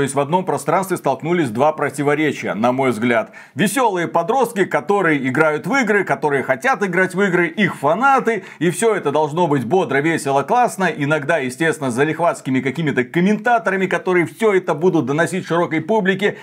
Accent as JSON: {"language": "Russian", "country": "Belarus", "said": "мы из Беларуси"}